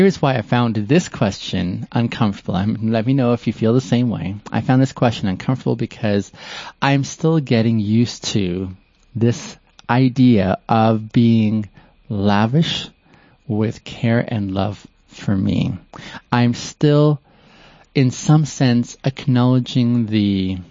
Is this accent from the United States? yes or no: no; Canada; moved away as an adult; also born or lived in Ethiopia / Kenya; now in Calgary, Canada; I moved to Canada on the West Coast, and that's where I grew up.